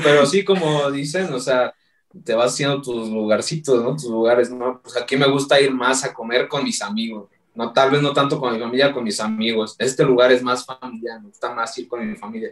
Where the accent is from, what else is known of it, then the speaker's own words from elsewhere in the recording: Mexico; los que somos de Ciudad de México, alrededores, güey, Hidalgo, Estado de México